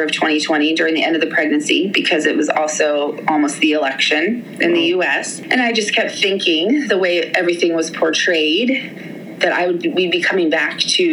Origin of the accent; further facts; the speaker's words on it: Pittsburgh, Pennsylvania, United States; moved away as an adult; also born or lived in Maryland / England; We're both from Pittsburgh